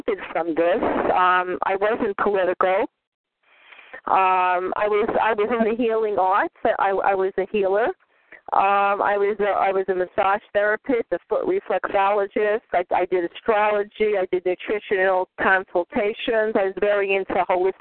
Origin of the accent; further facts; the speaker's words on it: New York, United States; moved away; I'm from New York. I haven't been in New York in a long time. I'm a native